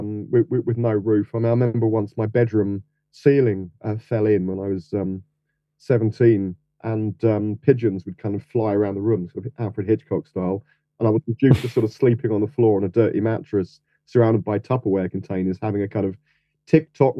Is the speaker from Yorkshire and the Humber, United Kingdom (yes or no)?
no; London, United Kingdom; I grew up in Chelsea, which is kind of southwest of Notting Hill.